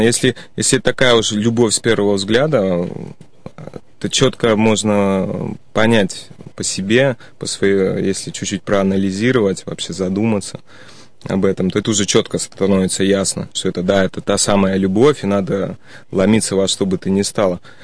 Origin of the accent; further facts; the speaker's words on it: Saint Petersburg, Russia; moved away as an adult; also born or lived in Spain; коренной житель Санкт-Петербурга. Родился здесь, учился в школе